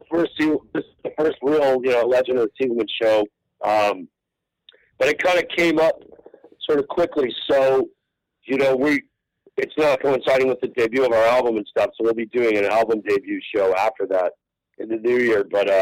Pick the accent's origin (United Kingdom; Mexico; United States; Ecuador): United States; West Coast; I grew up on the West Coast.